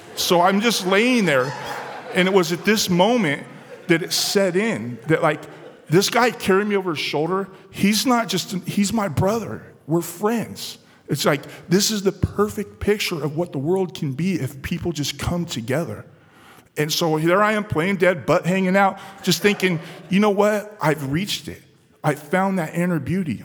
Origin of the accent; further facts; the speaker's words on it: San Diego, California, United States; Where I grew up in San Diego, California, it was an environment that was fueled by crime and drugs